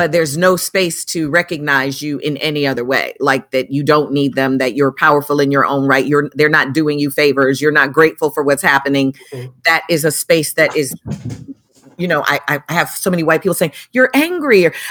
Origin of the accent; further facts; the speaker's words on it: Chicago, Illinois, United States; I grew up in Chicago